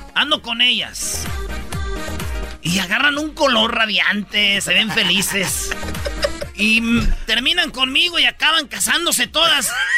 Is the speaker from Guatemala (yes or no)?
no; Michoacán, Mexico; Qué bonito es mi estado, Michoacán. Que viva mi tierra, Michoacán.